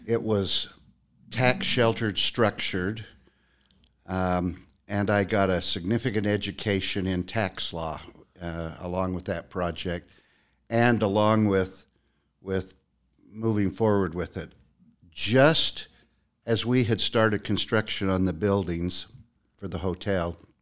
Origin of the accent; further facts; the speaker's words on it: Utah, United States; born and raised in Utah